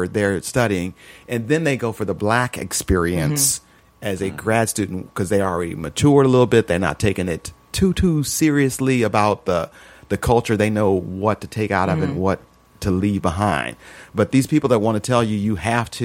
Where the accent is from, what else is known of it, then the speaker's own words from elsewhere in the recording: Peoria, Illinois, United States; moved away; Bradley University, which is in my hometown